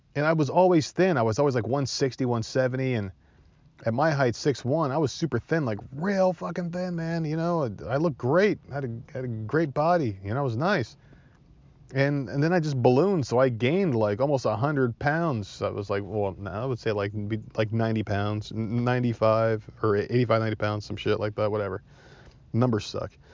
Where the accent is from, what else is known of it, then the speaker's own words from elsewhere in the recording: New Jersey, United States; accent: Jersey; now in Myrtle Beach, United States; I'm from Jersey